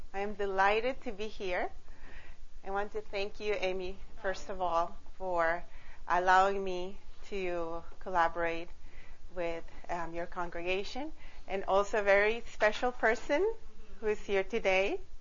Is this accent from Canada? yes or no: no; Costa Rica; now in United States; I am originally from Costa Rica.